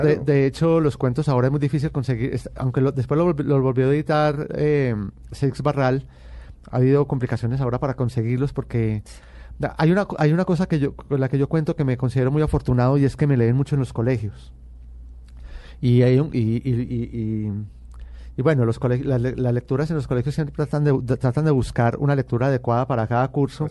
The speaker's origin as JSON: {"language": "Spanish", "town": "Medellín", "region": "Antioquia", "country": "Colombia", "tie": "born or raised there"}